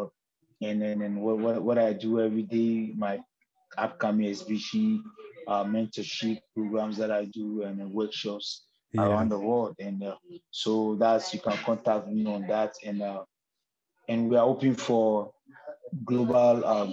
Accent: Accra, Greater Accra, Ghana; I'm a Muslim. I'm a black guy. I'm from Nima

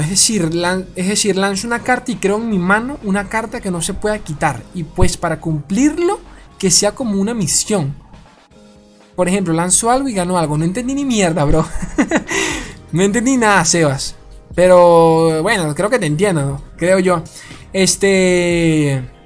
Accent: Venezuela; De Venezuela. Soy de Venezuela

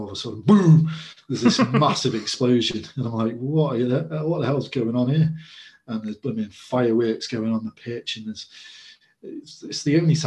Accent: England, United Kingdom; I'm English and that's what I'm most used to.

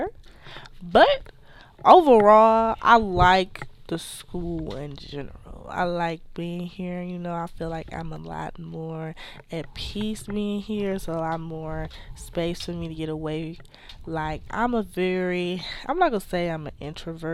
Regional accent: Detroit, Michigan, United States; moved away as an adult; I'm from Detroit, Michigan.

